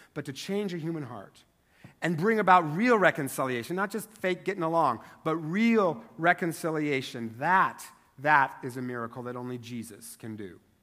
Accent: Eastern Washington, United States; moved away; I grew up in Eastern Washington, which is only three hours away from here by car

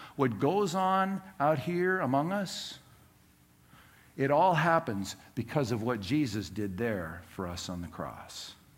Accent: Southern California, United States; Growing up in Southern California, our house property was uh, bordered by two different neighbors

